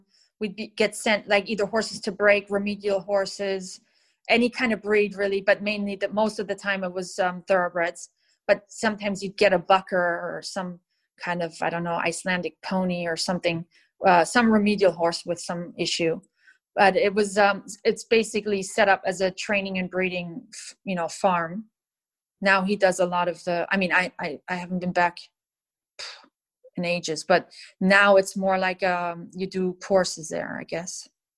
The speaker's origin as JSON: {"language": "English", "country": "United States", "tie": "born or raised there", "also_born_or_lived": "Germany", "moved": "as an adult", "lives_now": "Newmarket, United Kingdom", "said": "being used to growing up in America is still different."}